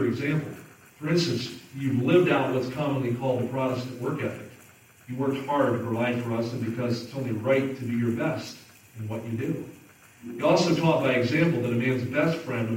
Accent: Southern New Jersey, United States; now in Kansas City, United States; I grew up in New Jersey. Southern New Jersey, about 20 minutes outside of Philadelphia, where I grew up

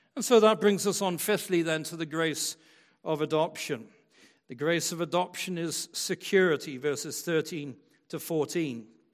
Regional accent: West Michigan, United States; I was born and brought up in West Michigan in the church, in West Michigan

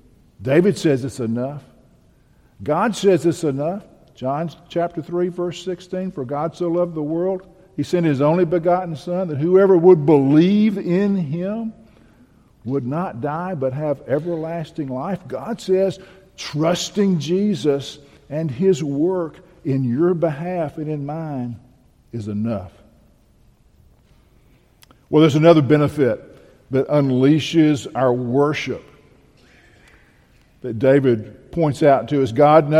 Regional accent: Bahia, Brazil; I grew up in Bahia.

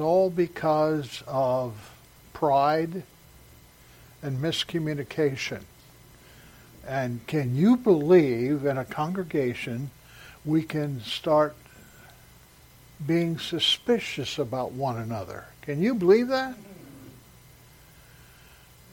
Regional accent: Salem, Oregon, United States; also born or lived in San Diego, California / Morris, Illinois; in the fourth grade, we moved from Morris, Illinois, out to Salem, Oregon

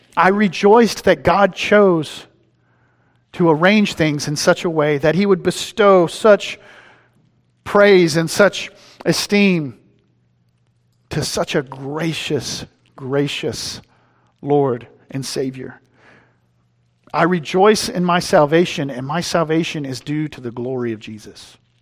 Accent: East Texas, United States; moved away; I'm from East Texas

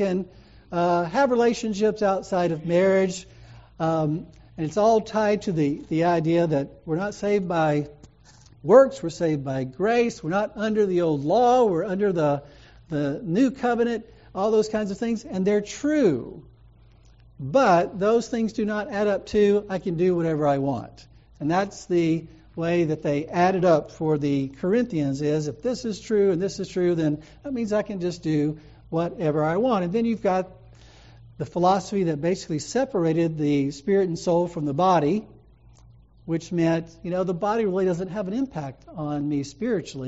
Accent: the South, United States; I'm from the South

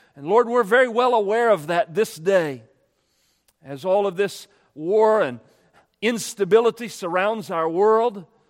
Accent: United States; I'm an American.

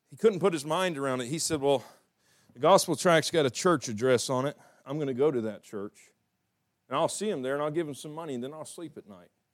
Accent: the South, United States; I'm from the South

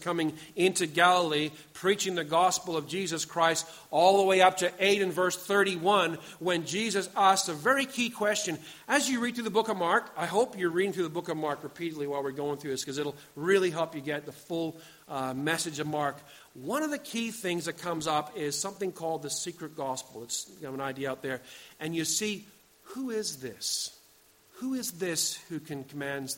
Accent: Pakenham, Victoria, Australia; I come from Pakenham

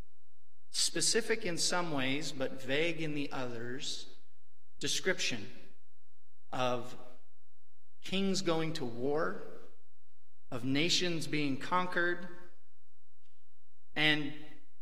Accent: Western Washington, United States; when I was growing up in Western Washington, I grew up in a dairy farming community

